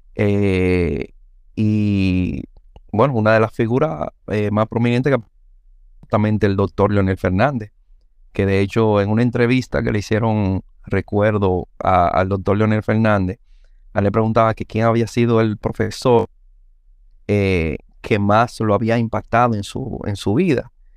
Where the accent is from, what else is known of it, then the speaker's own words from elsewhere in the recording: Santo Domingo, Distrito Nacional, Dominican Republic; also born or lived in Villa Juana, Santo Domingo; a los cuatro años nosotros nos mudamos a San Carlos. O sea, que yo realmente soy sancarleño